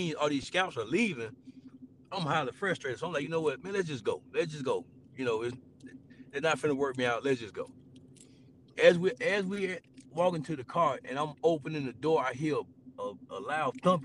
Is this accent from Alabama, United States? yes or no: yes; Tuscaloosa, Alabama, United States; I'm from Tuscaloosa